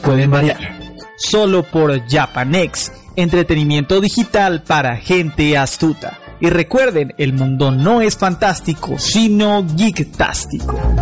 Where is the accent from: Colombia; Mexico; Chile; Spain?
Colombia